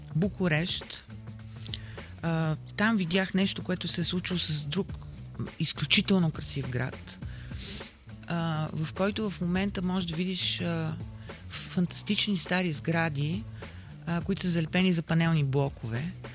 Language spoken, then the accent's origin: Bulgarian; Sofia, Sofia City, Bulgaria; аз съм родена в центъра на София, живея в центъра на София